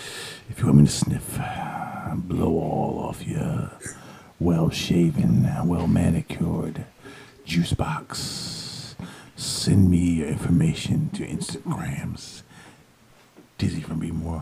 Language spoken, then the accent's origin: English; Florida, United States; I'm from Florida, man.